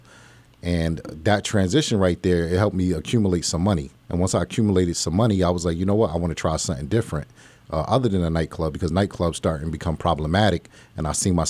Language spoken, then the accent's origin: English; Plainfield, New Jersey, United States; now in Allentown, United States; Pretty much, I'm from Plainfield, New Jersey, Linden, New Jersey. I moved to Allentown in 1996. And I've been out here ever since.